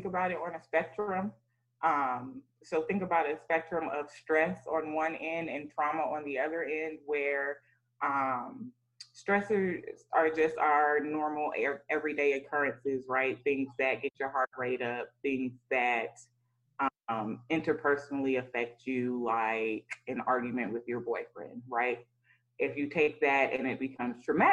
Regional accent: College Park, Georgia, United States; I grew up in College Park, Georgia

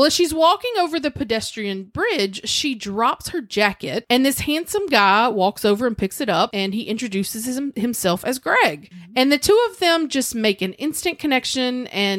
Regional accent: Louisiana, United States; we are from Louisiana and we are very French.

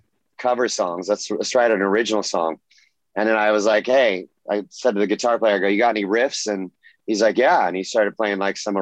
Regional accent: Orange County, California, United States; also born or lived in Los Angeles, California; I was born in LA, but I grew up in Orange County. Yes, native Californian

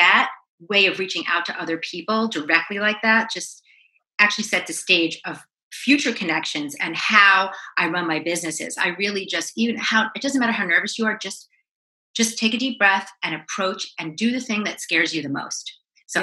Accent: Syosset, New York, United States; accent: New York; now in Los Angeles, United States; I'm originally from Long Island, Syosset, Long Island

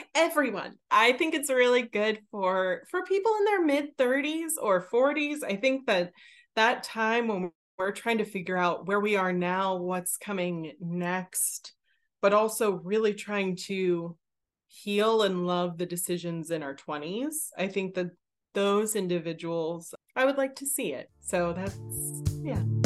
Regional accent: Pittsburgh, Pennsylvania, United States; I am from Pittsburgh

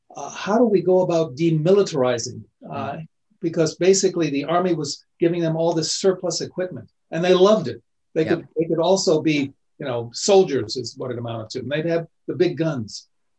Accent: Washington, District of Columbia, United States; I grew up in Washington, D.C.

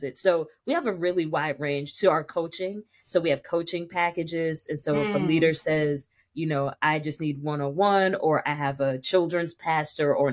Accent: Dayton, Ohio, United States; I grew up in Dayton, Ohio, in a little bitty Baptist church in Dayton

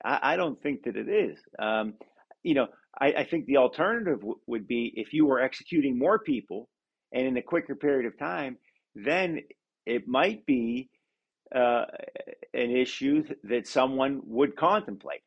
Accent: Pennsylvania, United States; Pennsylvania, for instance, you know my home state

